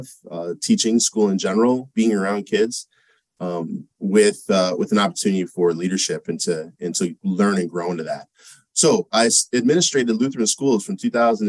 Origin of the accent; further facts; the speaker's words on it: Monroe, Michigan, United States; I'm from Michigan. I grew up there, a town called Monroe, Michigan